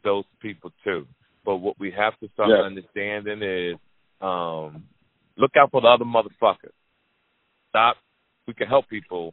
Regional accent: Jersey City, New Jersey, United States; I grew up in Jersey City, New Jersey

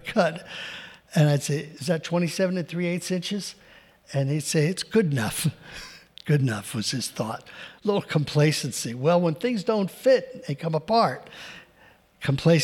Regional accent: New Jersey, United States; I grew up in New Jersey

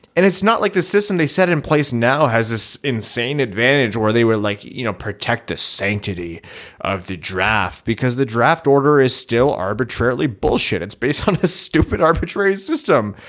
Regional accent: Canada; we're Canadian

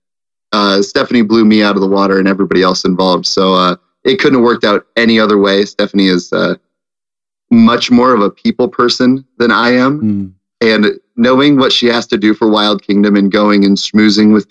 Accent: Wahoo, Nebraska, United States; I'm from Nebraska originally, and I grew up in a small town called Wahoo, Nebraska

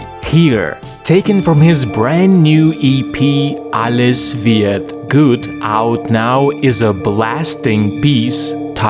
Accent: Lviv, Lviv Oblast, Ukraine; my hometown, which is Lviv, and which is where I broadcast Nightwave.

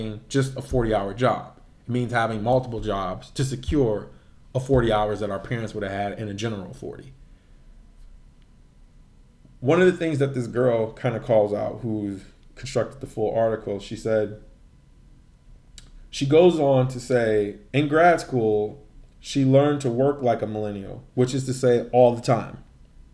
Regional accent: Midwest, United States; being from the Midwest

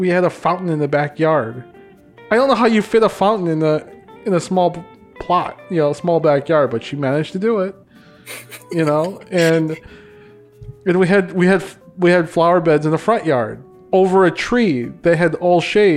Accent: Hopkins, Minnesota, United States; growing up in Hopkins

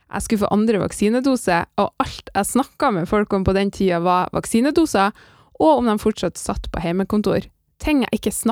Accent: Orkanger, Trøndelag, Norway; accent: Northern Norwegian; also born or lived in Bodø; For jeg flytta jo fra Bodø til Orkanger, altså fra Nordland til Sør-Trøndelag, da jeg var fire år.

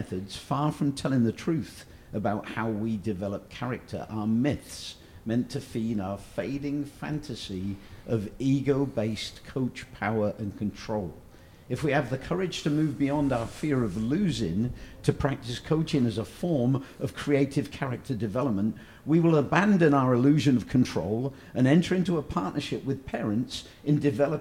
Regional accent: Oxford, South East England, United Kingdom; my hometown team, Oxford United

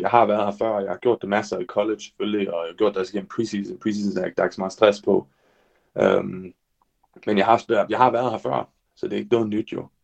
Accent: Denmark; jeg er den første dansker nogensinde

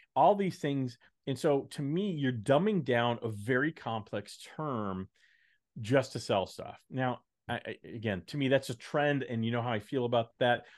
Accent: Texas, United States; moved away; I am a Texan

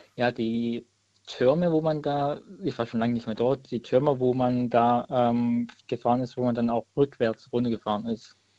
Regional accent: Leutenbach, Baden-Württemberg, Germany; Ich bin aus Leutenbach, das ist auch in der Nähe von Weibling Stuttgart

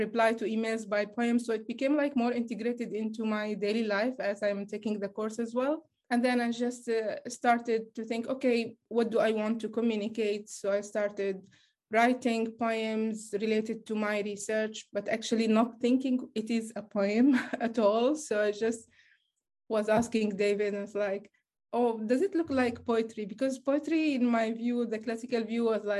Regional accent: Gaza, Gaza Strip, Palestine; I'm a Palestinian from Gaza

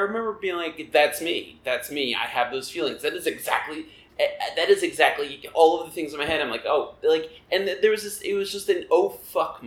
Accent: Long Island, New York, United States; moved away as an adult; also born or lived in Kingston, Pennsylvania; I grew up on Long Island, which is not far out from New York. You know, I grew up 45 minutes outside the city

